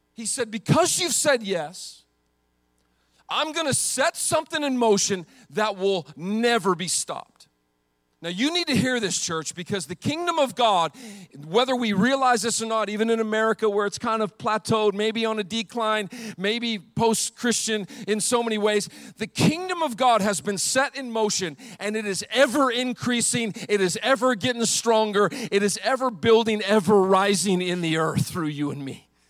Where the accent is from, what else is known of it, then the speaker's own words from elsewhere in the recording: Montana, United States; I grew up in Montana where the men are men and the sheep are nervous.